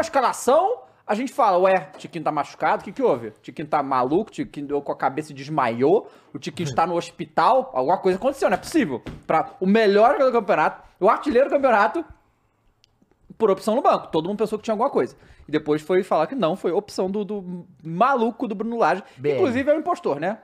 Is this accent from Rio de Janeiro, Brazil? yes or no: yes; Rio de Janeiro, Brazil; eu sou carioca